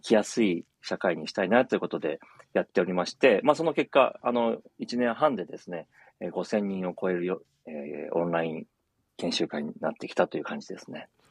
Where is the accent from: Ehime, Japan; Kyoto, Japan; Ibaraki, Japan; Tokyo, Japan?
Tokyo, Japan; moved away as an adult; also born or lived in Saitama; now in Minami-Alps, Japan; 私はずっと東京で生まれて、えー、35年ほど東京にいたんですけども